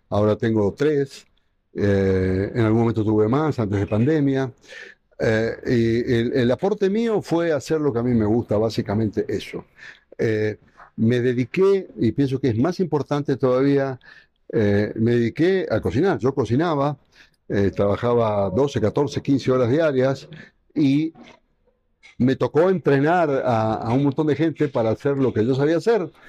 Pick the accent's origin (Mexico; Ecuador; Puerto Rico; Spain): Ecuador; yo crecí con la gastronomía, yo prácticamente crecí con la gastronomía en Ecuador y hoy la gastronomía de Ecuador es lo que es